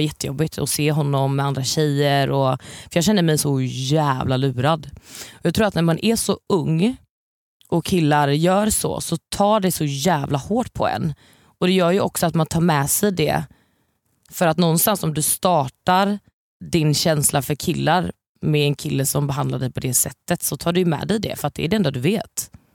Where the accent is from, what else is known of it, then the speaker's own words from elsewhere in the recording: Varberg, Halland County, Sweden; moved away; jag är ju från Varberg från början